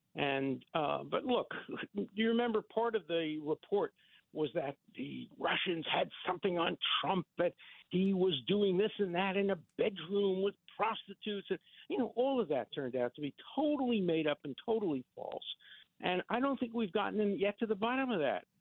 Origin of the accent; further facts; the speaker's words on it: New York City, New York, United States; When I grew up in Borough Park in Brooklyn